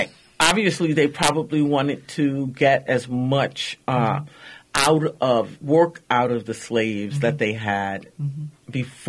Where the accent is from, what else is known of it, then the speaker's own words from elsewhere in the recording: New York City, New York, United States; moved away as an adult; now in Minnesota, United States; I moved to Minnesota in 2010. I'm originally from New York, born and raised in Brooklyn.